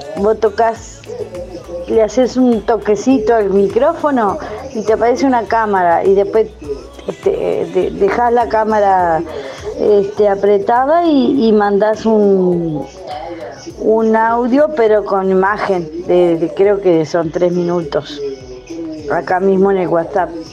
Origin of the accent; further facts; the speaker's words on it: Juan Lacaze, Colonia, Uruguay; mi pueblo de Juan Lacase